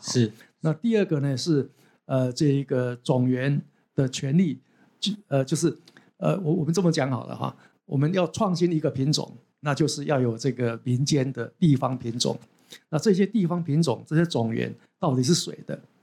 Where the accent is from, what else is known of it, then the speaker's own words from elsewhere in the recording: Taiwan; 我们台湾人